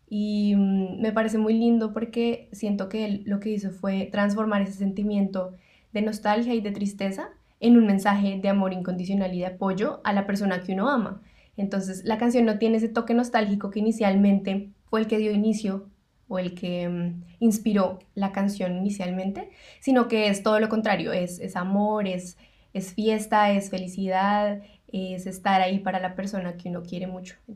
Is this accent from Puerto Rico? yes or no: no; Bogotá, Colombia; moved away as an adult; now in Melbourne, Australia; nosotros nos conocimos en Colombia, actualmente estamos viviendo en Melbourne, Australia. Ambos somos de Bogotá, la capital de Colombia.